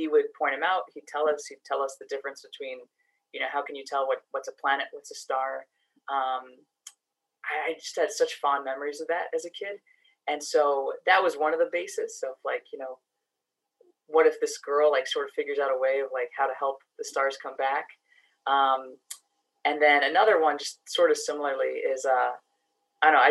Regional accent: New York City, New York, United States; moved away as an adult; also born or lived in Boston, Massachusetts; now in Massachusetts, United States; I grew up in the Bronx, New York originally. So spent, you know, all my childhood there, same apartment building

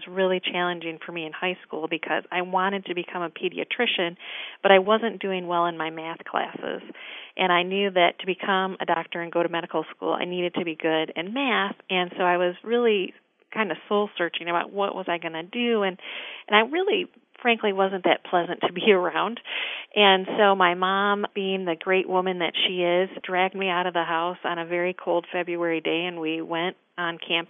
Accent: East Lansing, Michigan, United States; I grew up in East Lansing, the home of Michigan State University.

